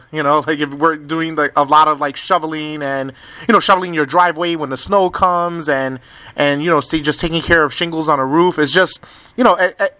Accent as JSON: {"language": "English", "town": "New York City", "region": "New York", "country": "United States", "moved": "yes", "lives_now": "Twin Lakes, United States", "said": "I'm originally from New York City"}